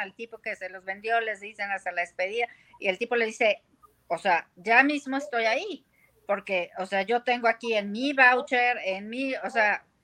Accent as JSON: {"language": "Spanish", "country": "Mexico", "said": "nosotros somos de Norteamérica"}